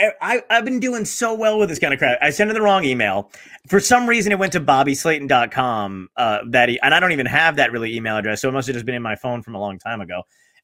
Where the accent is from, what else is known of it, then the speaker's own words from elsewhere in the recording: Toms River, New Jersey, United States; also born or lived in Brooklyn, New York; I grew up. 20 minutes away from Point Pleasant. I lived in Toms River. I lived 10 minutes from Seaside Heights.